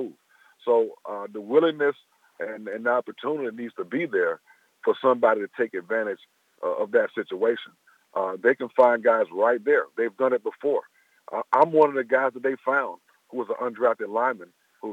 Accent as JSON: {"language": "English", "town": "Tallahassee", "region": "Florida", "country": "United States", "tie": "born or raised there", "said": "We're both from Tallahassee, Florida. I went to high school with each other."}